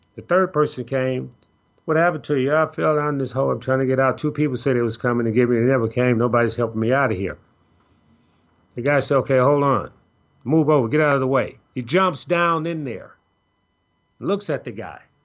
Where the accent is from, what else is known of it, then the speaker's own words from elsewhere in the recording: Chicago, Illinois, United States; a young lady I grew up with in Chicago